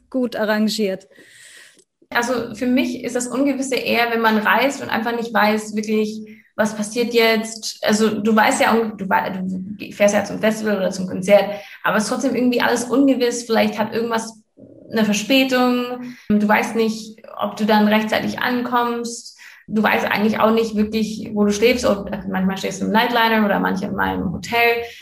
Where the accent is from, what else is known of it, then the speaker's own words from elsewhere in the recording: Canada; er wohnt halt wirklich eine halbe Stunde von da, wo ich aufgewachsen bin in Kanada.